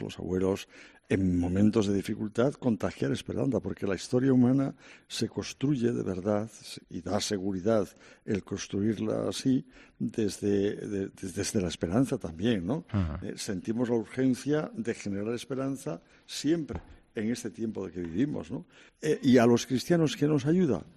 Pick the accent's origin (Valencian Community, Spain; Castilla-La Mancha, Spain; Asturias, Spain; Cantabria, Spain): Cantabria, Spain; Santander; moved away as an adult; now in Madrid, Spain; en mi tierra de origen, Santander